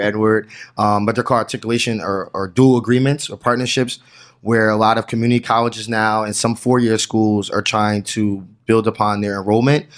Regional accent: New Jersey, United States; I'm from New Jersey

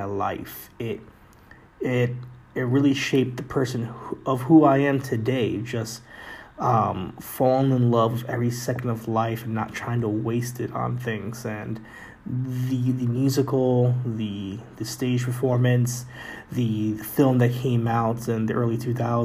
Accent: New York City, New York, United States; Being a New Yorker, living in the Bronx, New York

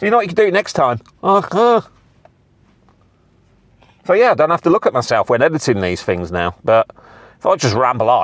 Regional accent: United Kingdom; I'm British.

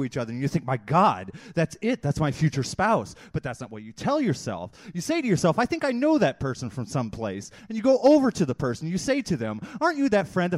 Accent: Chicago, Illinois, United States; I'm from Chicago

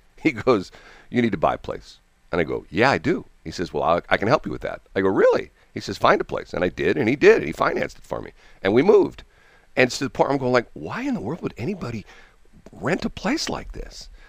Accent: Missouri, United States; I'm from Missouri.

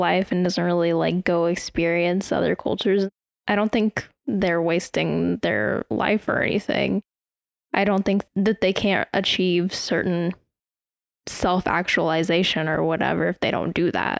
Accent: United States

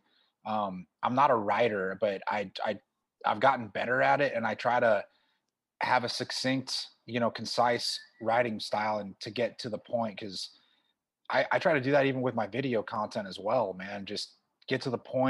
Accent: Tulsa, Oklahoma, United States; moved away as an adult; now in Dubai, United Arab Emirates; I'm from Tulsa, Oklahoma originally. I live and work in Dubai, United Arab Emirates.

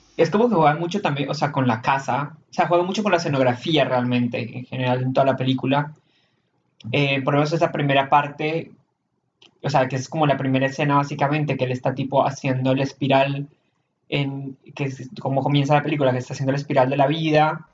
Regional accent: Colombia; now in Argentina; todas las personas que venimos de Colombia, Venezuela, ese tipo de lugares

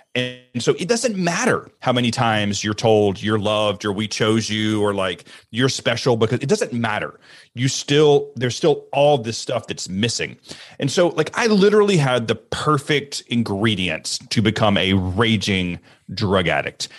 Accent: Alabama, United States; I grew up in Alabama, and I grew up in the church

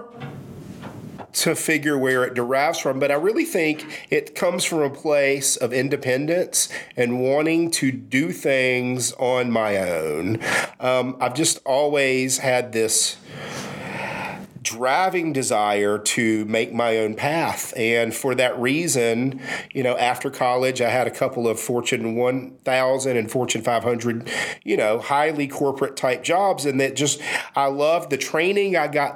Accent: Savannah, Georgia, United States; also born or lived in Daytona Beach, Florida / Fort Lauderdale, Florida / Brunswick, Georgia; now in Augusta, United States; I did most of my growing up, at least through high school, in Savannah.

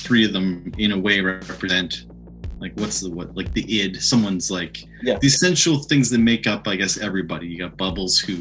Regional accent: Cole Harbour, Nova Scotia, Canada; also born or lived in Halifax; where I grew up in Cole Harbour

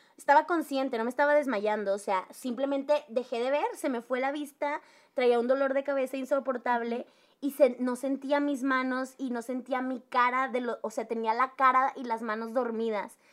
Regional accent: Monterrey, Nuevo León, Mexico; el primer trabajo que tuve fue en Teleperformance como buena regia

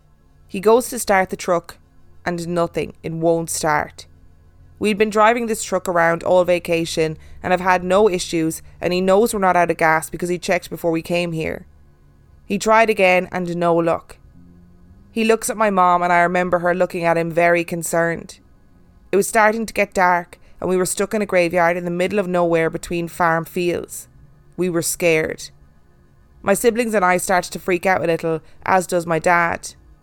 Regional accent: Minnesota, United States; We are originally from Minnesota, but love taking trips around the state because of the vast history it has to offer.

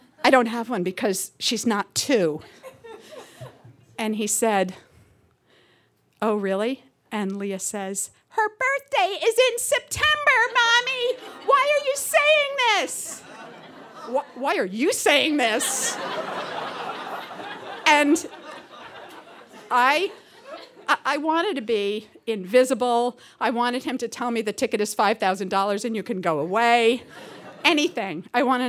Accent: New York City, New York, United States; moved away; also born or lived in Seattle; I'm from New York originally, from Woodside, Queens

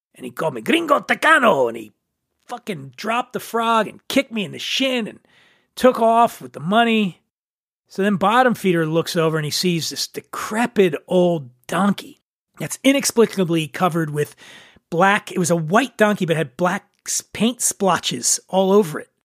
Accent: Philadelphia, Pennsylvania, United States; my hometown of Philadelphia

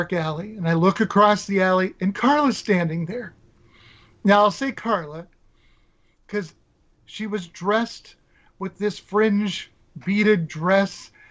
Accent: Nebraska, United States; I grew up in Nebraska.

